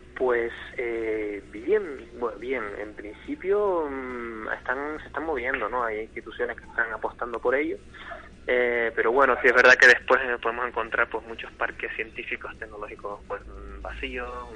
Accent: Tenerife, Canary Islands, Spain; moved away as an adult; now in Gran Canaria, Spain; soy de Tenerife

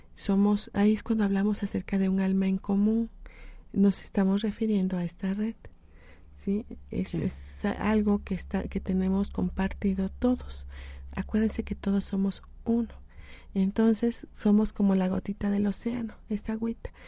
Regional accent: Mexico; como mexicanos

